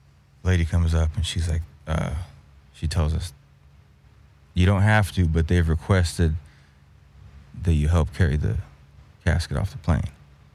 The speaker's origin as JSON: {"language": "English", "town": "Fresno", "region": "California", "country": "United States", "tie": "born or raised there", "moved": "as an adult", "lives_now": "Los Angeles, United States", "said": "Yeah, I was born and raised in Fresno. I moved to LA in like 98 or 99."}